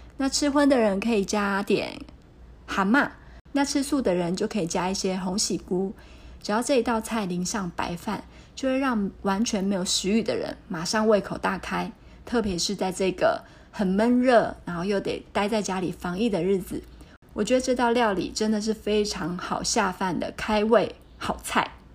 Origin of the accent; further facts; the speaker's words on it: Kaohsiung, Taiwan; moved away as an adult; now in Taipei, Taiwan; 我是一个北漂的孩子。那我从十八岁开始就离开了我的家乡高雄，来到了台北念书、就业